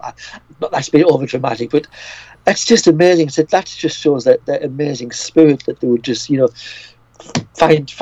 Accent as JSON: {"language": "English", "country": "United Kingdom", "said": "as a Brit"}